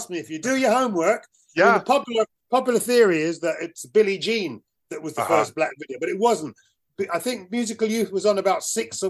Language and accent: English; United Kingdom; I was this black British thing.